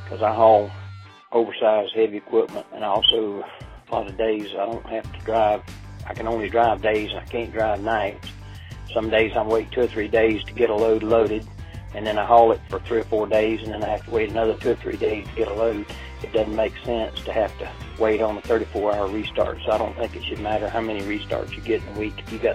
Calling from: Kingman, Arizona, United States; I'm calling from Kingman, Arizona.

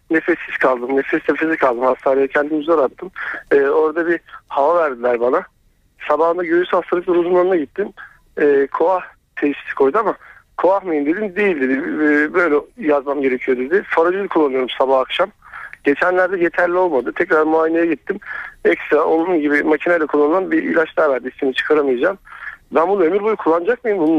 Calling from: Eskişehir, Turkey

